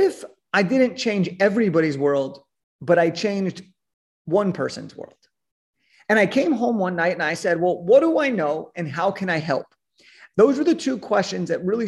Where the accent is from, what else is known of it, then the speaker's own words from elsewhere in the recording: Southern California, United States; I was born in Southern California